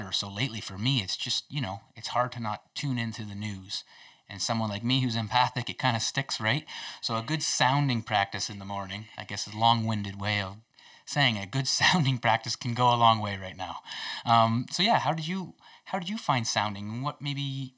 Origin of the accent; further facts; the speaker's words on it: Kingsville, Ontario, Canada; So I'm from Ontario as well. Southwestern Ontario. So right down in Kingsville, Ontario, actually.